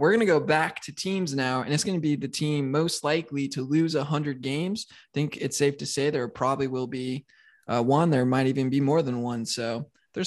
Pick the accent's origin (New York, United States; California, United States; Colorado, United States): Colorado, United States; moved away; also born or lived in East Coast; I didn't grow up on a coast, but growing up in Colorado, tend to be a little more West Coast in my thinking